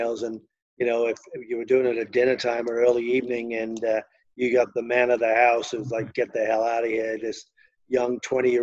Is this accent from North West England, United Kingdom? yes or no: yes; Liverpool, North West England, United Kingdom; accent: Liverpool; moved away as an adult; also born or lived in United States; we were from Liverpool